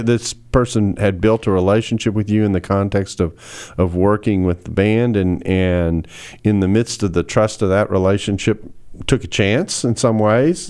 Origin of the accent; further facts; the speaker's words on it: Houston, Texas, United States; now in Dallas, United States; my hometown, Houston, Texas. I am a Houstonian in exile in Dallas.